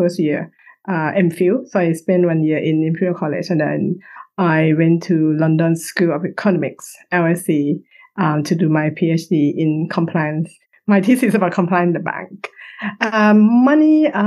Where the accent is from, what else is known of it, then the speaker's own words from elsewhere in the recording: Bangkok, Thailand; moved away as an adult; now in United Kingdom; I'm Thai. I was born in Bangkok.